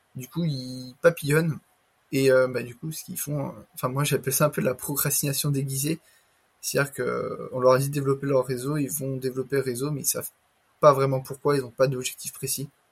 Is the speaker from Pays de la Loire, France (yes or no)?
yes; Le Mans, Pays de la Loire, France; moi-même je suis du Mans